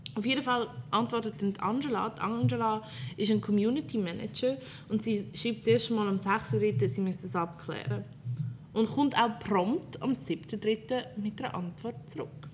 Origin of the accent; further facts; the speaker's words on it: Fricktal, Aargau, Switzerland; Ich komme aus einem kleinen Kratte im Fricktal